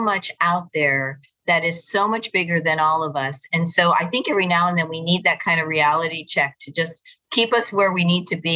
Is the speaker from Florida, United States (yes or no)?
yes; South Florida, United States; also born or lived in New Jersey; I was raised in South Florida